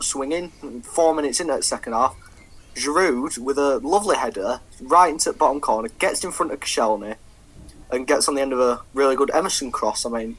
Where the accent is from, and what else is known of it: Yorkshire and the Humber, United Kingdom